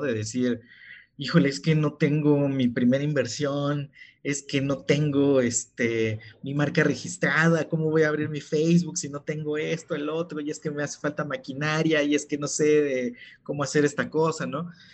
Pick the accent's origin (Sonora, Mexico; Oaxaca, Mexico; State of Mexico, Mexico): Oaxaca, Mexico; yo soy de Oaxaca